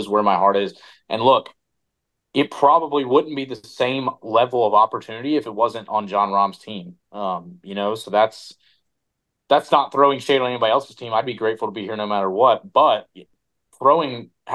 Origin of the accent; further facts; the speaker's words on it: Charlotte, North Carolina, United States; also born or lived in Tennessee; I'm from Tennessee, I'm from North Carolina